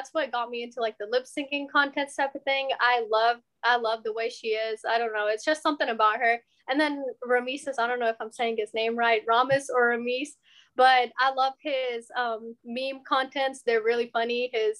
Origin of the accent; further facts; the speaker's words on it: Beaumont, Texas, United States; now in Houston, United States; I'm originally from Beaumont, but we recently moved to Houston too. So I'm like back and forth.